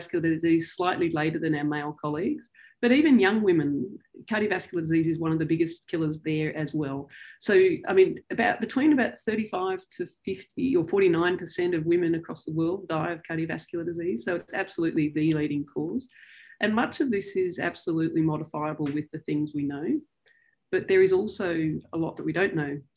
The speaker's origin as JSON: {"language": "English", "town": "Sydney", "region": "New South Wales", "country": "Australia", "tie": "born or raised there", "said": "I grew up here in Sydney"}